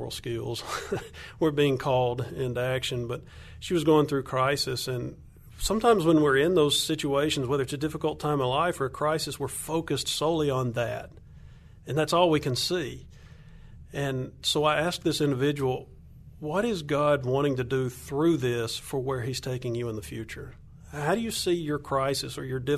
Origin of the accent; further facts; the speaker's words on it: Alabama, United States; accent: Southern; moved away as an adult; now in Colombia; I'm from Alabama, if your listeners can't hear my accent